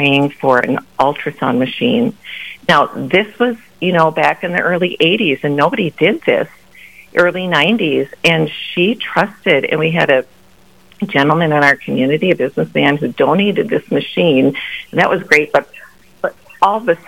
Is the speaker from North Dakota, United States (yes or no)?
yes; Grand Forks and Fargo, North Dakota, United States; also born or lived in Sioux Falls, South Dakota; I grew up in Grand Forks in Fargo, moved here in my junior high year and graduated from Shanley